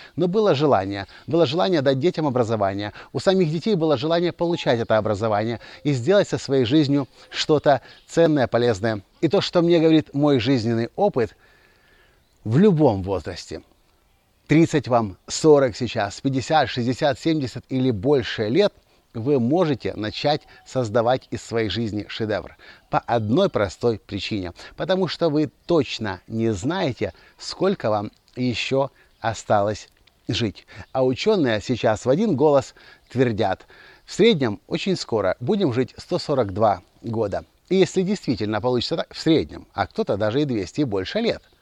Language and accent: Russian; Kyiv, Ukraine; also born or lived in Mliiv, Cherkasy Oblast, Ukraine; Я родился в Киеве, я вырос в Киеве, я обучался в Киеве, но все детство провел я здесь.